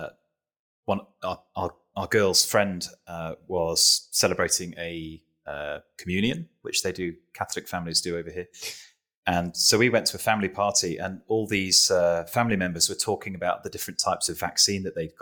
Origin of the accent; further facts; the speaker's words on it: United Kingdom; as a Brit